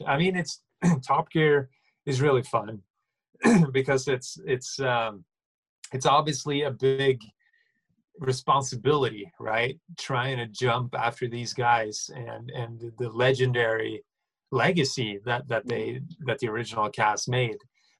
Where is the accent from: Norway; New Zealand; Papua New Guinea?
Norway; Because when I say I'm from Norway over here, a lot of people are like, oh yeah, my aunt's Swedish too.